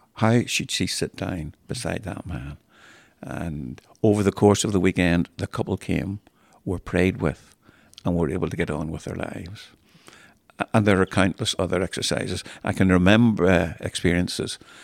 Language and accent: English; Cromwell Road, Belfast, Northern Ireland, United Kingdom; I grew up in Cromwell Road